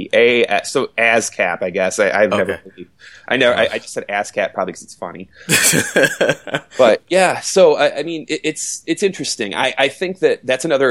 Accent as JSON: {"language": "English", "town": "Detroit", "region": "Michigan", "country": "United States", "tie": "born or raised there", "moved": "yes", "said": "my hometown of Detroit"}